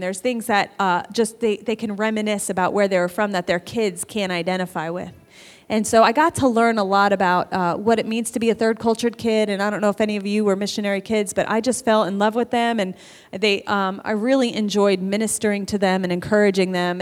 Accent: New York, United States; moved away; I grew up in New York

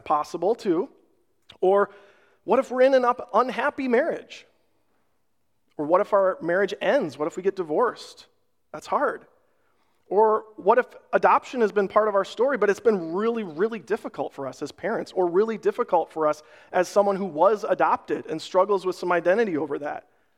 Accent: Rochester, Minnesota, United States; We had some really close family friends when we were growing up in Rochester. Their dad was a doctor at the Mayo Clinic

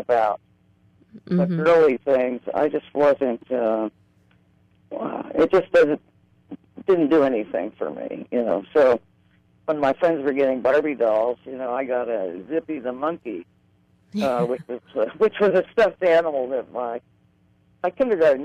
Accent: Grove City, Pennsylvania, United States; I grew up in a small town in western Pennsylvania called Grove City.

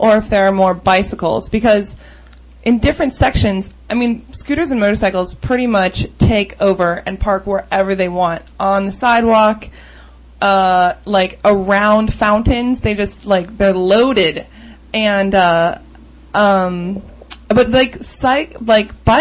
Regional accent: United States; I'm the pretty stereotypical loud American

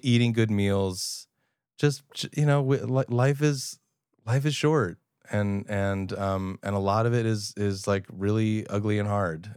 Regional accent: Long Island, New York, United States; I'm thirty and I'm Jewish and from Long Island

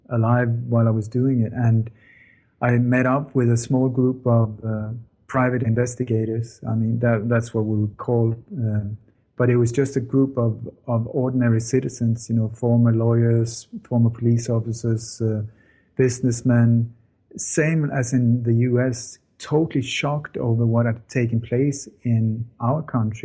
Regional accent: Sweden; also born or lived in Denmark; I was born in Denmark, but I grew up in Sweden

